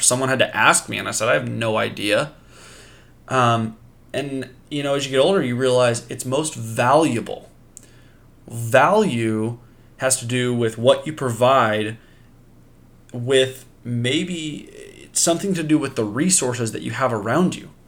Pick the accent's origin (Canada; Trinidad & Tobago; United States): United States; Pacific Northwest; I am from the Pacific Northwest